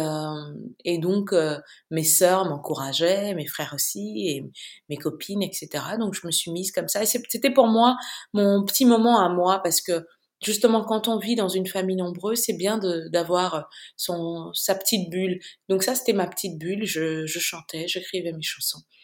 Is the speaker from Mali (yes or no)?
yes; Bamako, Mali; moved away as an adult; also born or lived in Accra, Ghana / France / Mauritius / United States; Je suis née et j'ai grandi à Bamako et entre Bamako et Accra au Ghana.